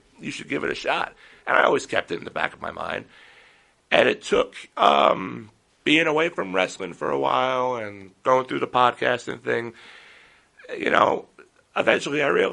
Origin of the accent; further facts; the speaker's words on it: Yaphank, New York, United States; I grew up in the Yaphank area.